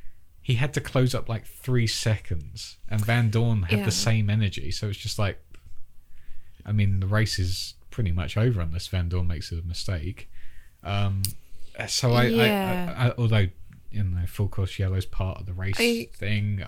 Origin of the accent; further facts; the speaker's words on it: United Kingdom; We're British